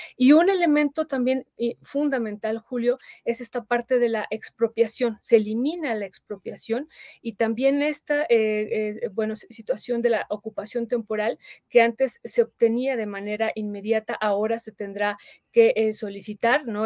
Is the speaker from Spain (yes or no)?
no; Mexico; nosotros votamos también como mexicanos